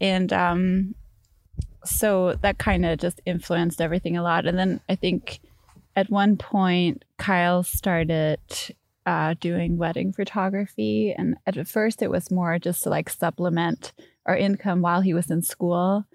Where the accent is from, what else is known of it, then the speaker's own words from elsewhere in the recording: Denmark; moved away as an adult; now in Chicago, United States; I'm from Denmark